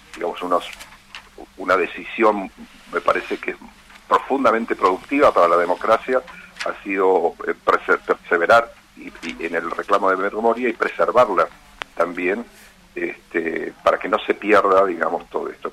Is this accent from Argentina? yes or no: yes; Ayacucho, Buenos Aires Province, Argentina; yo soy de la provincia de Buenos Aires